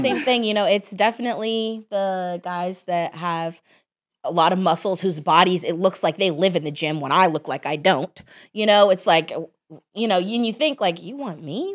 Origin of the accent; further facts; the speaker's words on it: Dallas, Texas, United States; I grew up in Dallas, Texas